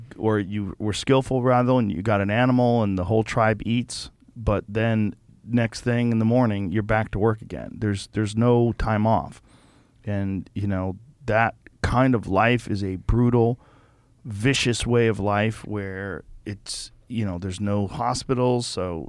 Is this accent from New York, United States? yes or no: no; Boston, Massachusetts, United States; also born or lived in Newark, New Jersey; I grew up in Boston